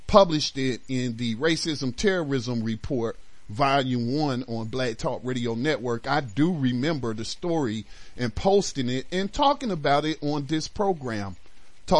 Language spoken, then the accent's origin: English; North Carolina, United States; also born or lived in Detroit, Michigan; starting in junior high when we moved back to North Carolina from Detroit